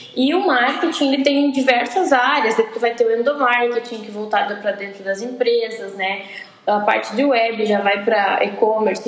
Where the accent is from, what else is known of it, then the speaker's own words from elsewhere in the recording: Santa Rosa, Rio Grande do Sul, Brazil; also born or lived in Santa Maria; eu nasci em Santa Rosa e fui cursar Publicidade e Propaganda na Universidade